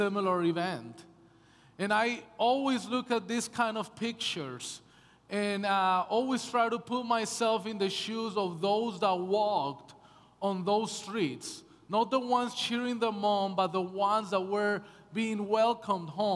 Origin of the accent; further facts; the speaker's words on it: United States; moved away as an adult; also born or lived in Canada; now in British Columbia, Canada; I'm American, my wife is Canadian